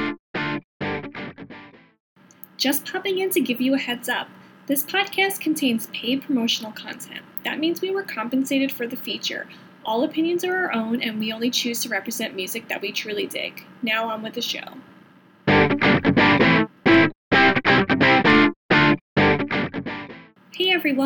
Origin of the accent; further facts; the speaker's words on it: Union County, New Jersey, United States; where I grew up in Union County